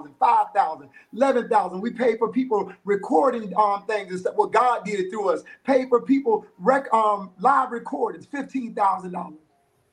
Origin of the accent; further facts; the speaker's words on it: South Florida, United States; moved away as an adult; now in Texas, United States; I'm originally from South Florida